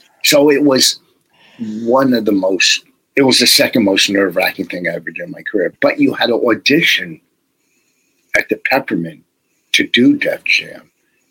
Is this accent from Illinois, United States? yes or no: yes; Chicago, Illinois, United States; Yeah, you don't scare me. I'm from Chicago.